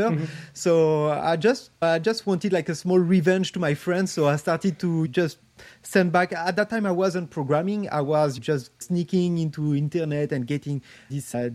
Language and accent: English; Paris, Île-de-France, France; I grew up in France, in Paris, actually